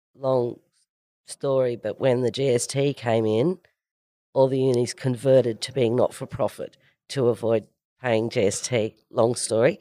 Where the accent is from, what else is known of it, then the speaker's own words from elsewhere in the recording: Orange, New South Wales, Australia; I am originally from a farm in the middle of nowhere in central West New South Wales. And, you know, went to a great public school, an Orange Public at Orange High School